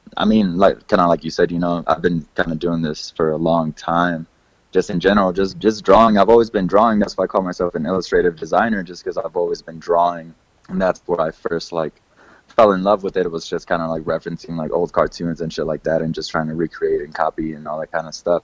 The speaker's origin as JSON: {"language": "English", "town": "Kansas City", "country": "United States", "tie": "born or raised there", "moved": "yes", "said": "I'm originally from Kansas City, um, so growing up there"}